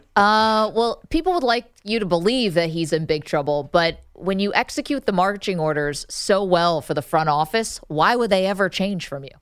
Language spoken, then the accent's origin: English; United States; As an American